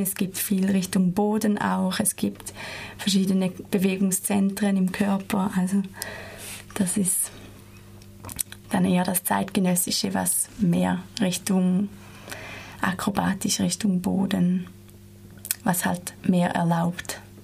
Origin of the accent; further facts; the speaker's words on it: Switzerland; moved away as an adult; now in Freiburg, Germany; ich komme aus der Schweiz und bin hier seit zwei Jahren an der TIP-Ausbildung